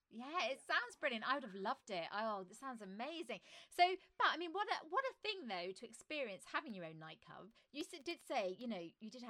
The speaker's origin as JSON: {"language": "English", "area": "near Slough", "region": "South East England", "country": "United Kingdom", "tie": "born or raised there", "said": "I grew up near Slough of all places"}